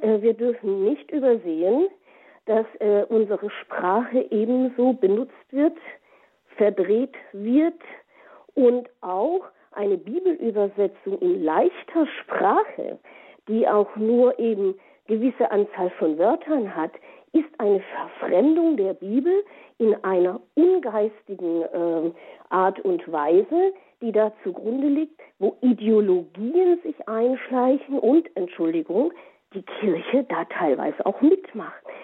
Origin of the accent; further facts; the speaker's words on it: Germany; bei uns in Europa und Deutschland